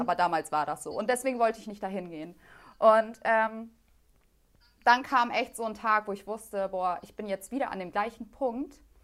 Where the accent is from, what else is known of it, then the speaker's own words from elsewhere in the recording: Germany; weil ich bin als Einzige so in Deutschland aufgewachsen, so abgeschottet von dem Rest.